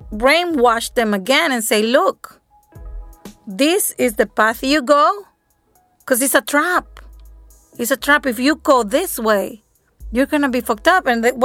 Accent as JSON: {"language": "English", "country": "El Salvador", "said": "I'm from El Salvador, me too."}